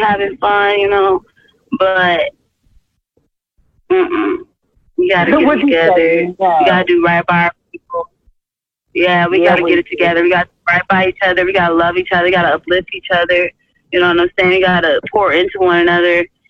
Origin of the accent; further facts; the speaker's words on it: Georgetown, Guyana; I'm from Guyana. Oh, hey. Yeah, Georgetown, Struville